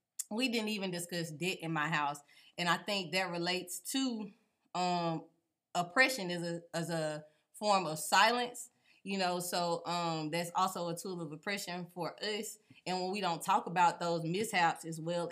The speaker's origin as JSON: {"language": "English", "town": "Texarkana", "region": "Texas", "country": "United States", "tie": "born or raised there", "also_born_or_lived": "Longview, Texas", "said": "I am from Texas, Longview born, Texarkana raised"}